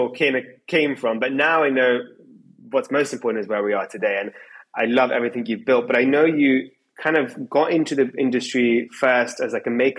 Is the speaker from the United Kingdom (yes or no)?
yes; England, United Kingdom; for me in England